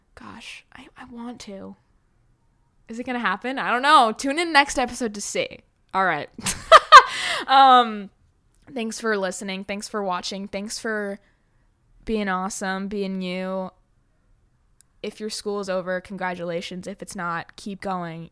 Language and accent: English; New York City, New York, United States; I grew up in New York City